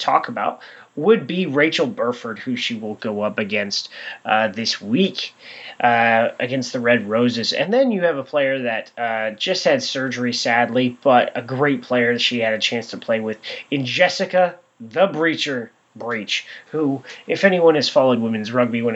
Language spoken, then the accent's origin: English; Southern California, United States; I'm from SoCal